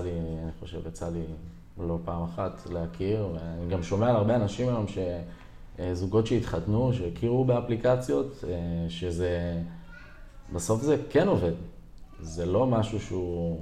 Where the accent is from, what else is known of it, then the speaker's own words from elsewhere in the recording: Herzliya, Tel Aviv District, Israel; גדלתי בהרצליה, גם היום אני מתגורר בעיר הרצליה